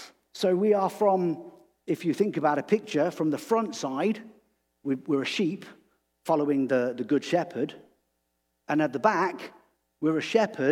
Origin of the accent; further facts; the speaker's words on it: England, United Kingdom; And I said, well, I'm from England.